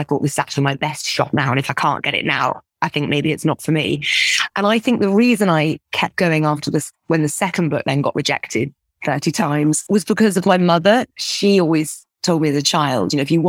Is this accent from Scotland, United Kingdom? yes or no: yes; Scotland, United Kingdom; growing up in Scotland.